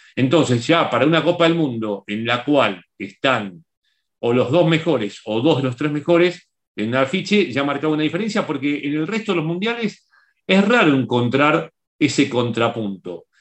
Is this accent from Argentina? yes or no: yes; Argentina; moved away; mi país de origen.